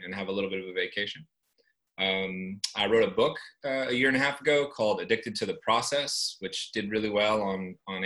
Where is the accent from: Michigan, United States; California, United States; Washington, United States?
California, United States; Northern; I grew up in Northern California in the US